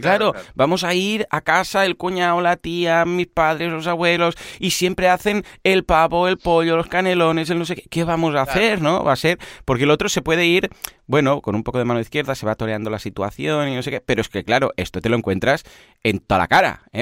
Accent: Catalonia, Spain; también en Cataluña lo celebramos y de hecho es festivo eh, en Cataluña

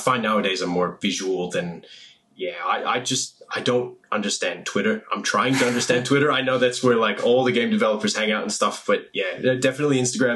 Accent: United States; I'm American

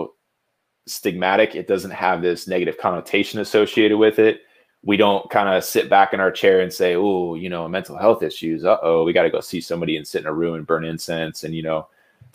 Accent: Jupiter, Florida, United States; I'm from Jupiter, Florida. It's a small little beach town.

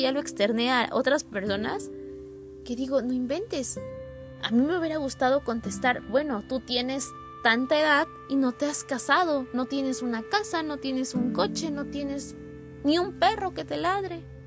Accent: Puebla, Mexico; moved away as an adult; mi ciudad natal y en mi casa

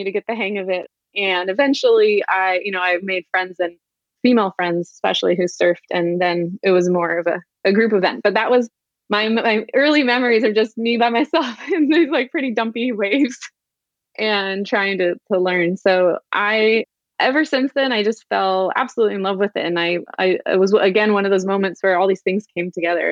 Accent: San Diego, California, United States; also born or lived in Santa Barbara; I grew up in San Diego, but a little bit more inland

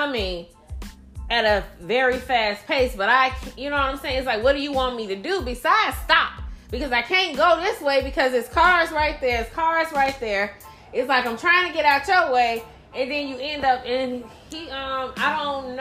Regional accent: Gary, Indiana, United States; I'm representing West Side because I'm from the shop. From the west side

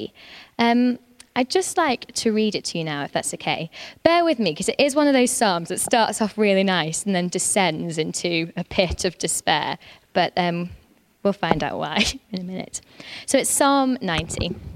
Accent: North Lancashire, North West England, United Kingdom; I'm from North Lancashire. I'm a Lancashire lass

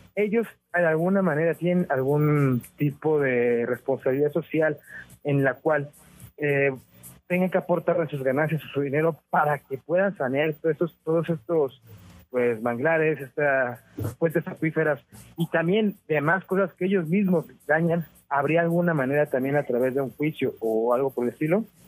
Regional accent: Mexico; now in United States; yo soy mexicano, aunque vivo acá en Estados Unidos hace muchos años

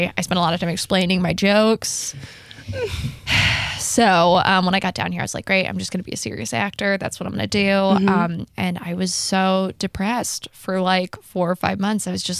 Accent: New Jersey, United States; also born or lived in New York / London / Texas; Yeah, so I grew up kind of all over the place. I was born in New Jersey. I lived in New York for a little bit. I lived in London for a short amount of time. Wow. Texas.

